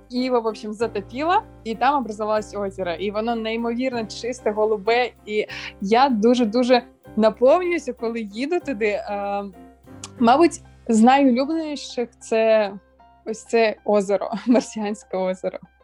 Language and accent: Ukrainian; Bakhchysarai, Crimea, Ukraine; Я сама народилася в Бахчисараї